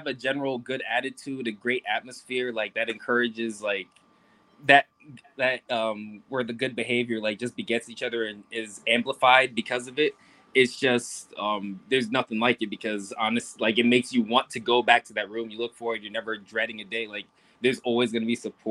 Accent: Rochester, New York, United States; I grew up in Rochester.

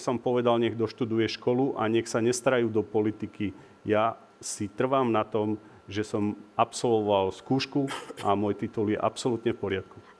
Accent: Revúca, Banská Bystrica Region, Slovakia; moji rodáci z Revúcej

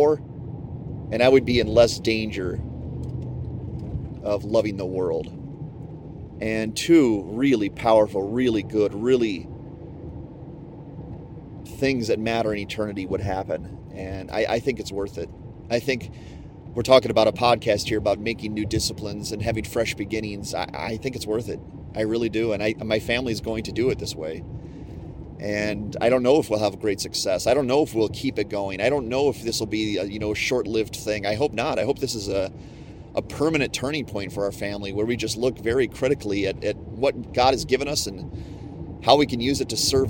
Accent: United States; I'm an American

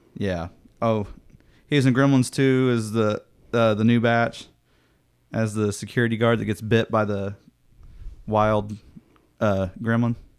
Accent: Midwest, United States; I'm a kid from the Midwest

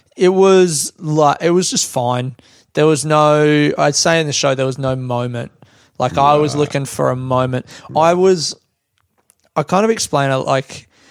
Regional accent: Australia; also born or lived in London, United Kingdom; I built my um, identity in London around like I'm an Australian guy, and the joke that I had was now I'm back in Australia

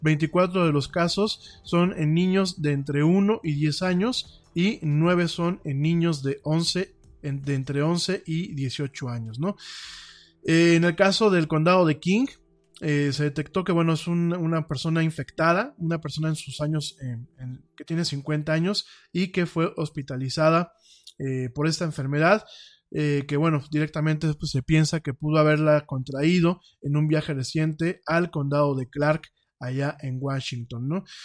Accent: Mexico; como decimos aquí en México

